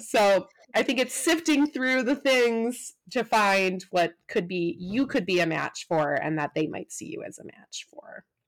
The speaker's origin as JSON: {"language": "English", "region": "Midwest", "country": "United States", "tie": "born or raised there", "also_born_or_lived": "Wisconsin / Cincinnati", "moved": "as an adult", "lives_now": "San Diego, United States", "said": "I grew up in the Midwest"}